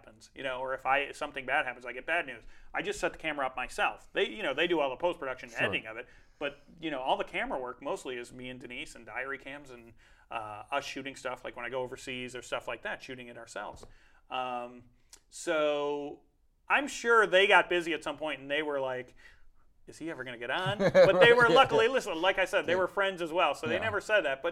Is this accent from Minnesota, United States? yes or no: no; Chicago, Illinois, United States; now in Los Angeles, United States; I grew up in the Midwest in Chicago